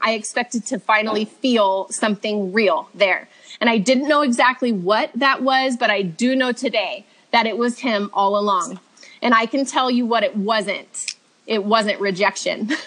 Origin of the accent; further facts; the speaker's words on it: Redlands, California, United States; also born or lived in Orange County, California; now in Truckee, United States; I was raised in Redlands, California, in SoCal until I was 19